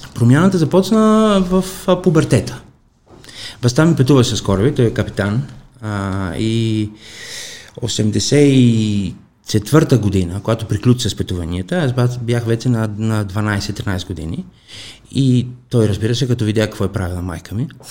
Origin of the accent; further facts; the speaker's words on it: Kalamata, Peloponnese, Greece; Bulgarian is a second language; moved away as an adult; now in Bulgaria; в моя град, в Каламата, аз съм от Южна Гърция